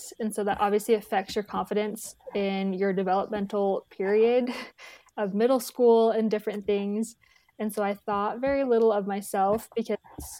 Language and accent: English; Tucson, Arizona, United States; moved away as an adult; now in Provo, United States; I'm from Tucson, Arizona, born and raised